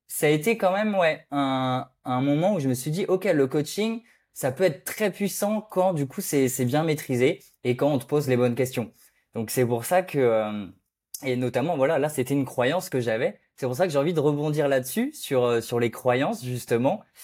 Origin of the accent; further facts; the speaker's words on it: Brittany, France; un Breton